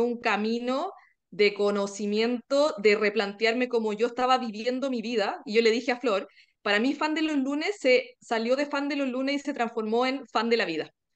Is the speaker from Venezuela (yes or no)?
no; Chile; soy chilena